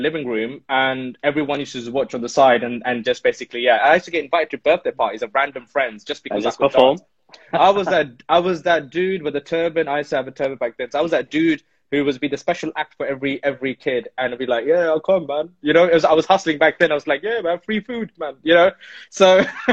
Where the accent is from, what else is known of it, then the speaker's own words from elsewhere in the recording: Delhi, India; now in United Kingdom; growing up in Delhi, 90s nostalgic stuff